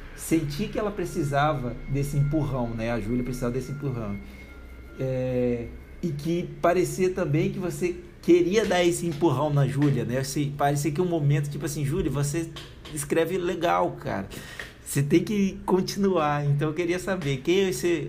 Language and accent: Portuguese; Espírito Santo, Brazil; now in Curitiba, Brazil; minha terra natal, né? Do Espírito Santo